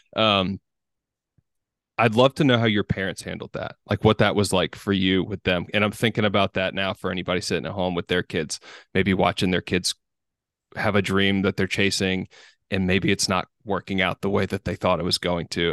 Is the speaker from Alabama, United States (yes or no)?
yes; Vestavia Hills, Alabama, United States; We went to the same high school, Vestavia Hills